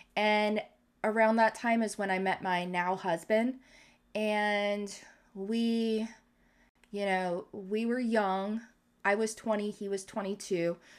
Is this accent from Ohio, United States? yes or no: yes; Canton, Ohio, United States; where I grew up in Canton South